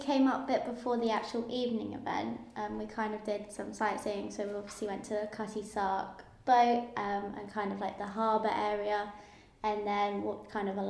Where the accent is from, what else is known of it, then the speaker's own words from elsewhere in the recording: Essex, East of England, United Kingdom; Well, I'm from Essex, which is about an hour away from London